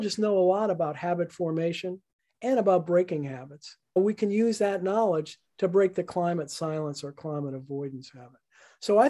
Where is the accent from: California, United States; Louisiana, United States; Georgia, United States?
Louisiana, United States; New Orleans; now in Lewisburg, United States; I was born and raised in New Orleans